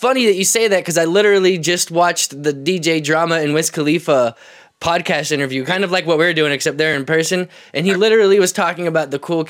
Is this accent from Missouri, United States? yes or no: yes; Kansas City, Missouri, United States; where I'm from Kansas City